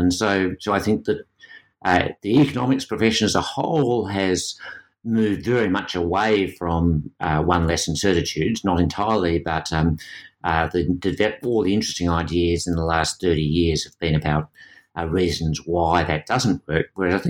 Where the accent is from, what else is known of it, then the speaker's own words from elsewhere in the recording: Australia; being an Australian gives you a different perspective. Australia has the highest minimum wage in the world in real terms, and yet our labour market in most respects looks very like the US